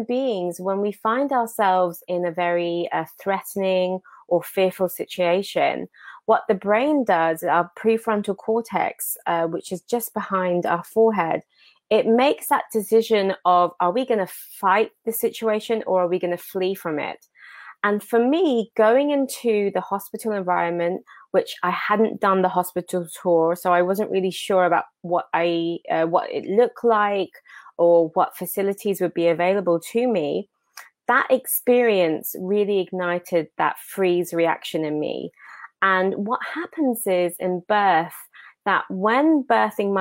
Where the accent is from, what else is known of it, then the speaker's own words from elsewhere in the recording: Enfield, London, United Kingdom; now in Washington DC, United States; I am born and raised in Enfield, but currently living here in Washington DC.